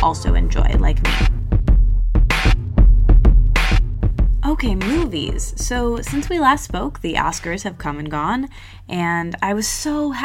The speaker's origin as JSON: {"language": "English", "town": "East Lansing", "region": "Michigan", "country": "United States", "tie": "born or raised there", "said": "grew up in my hometown, East Lansing"}